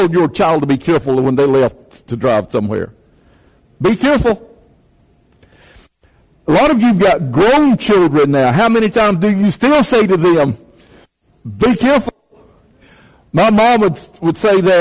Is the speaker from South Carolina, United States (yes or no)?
yes; Chesterfield County, South Carolina, United States; I grew up in Chesterfield County